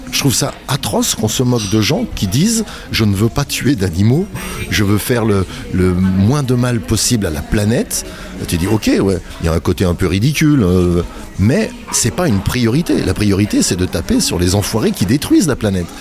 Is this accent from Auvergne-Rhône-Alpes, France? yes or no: yes; Saint-Étienne, Auvergne-Rhône-Alpes, France; Nos potes du quartier à Saint-Étienne